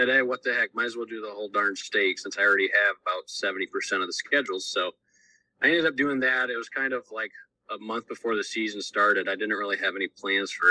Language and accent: English; Defiance, Ohio, United States; I live over in Northwest Ohio, right outside of Defiance. I'm graduated from Ayersville High School